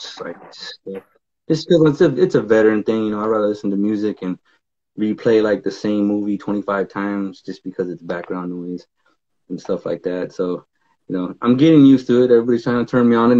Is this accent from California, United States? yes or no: yes; Fresno, California, United States; moved away as an adult; also born or lived in Hawaii; growing up where I grew up in Fresno, where nothing comes from.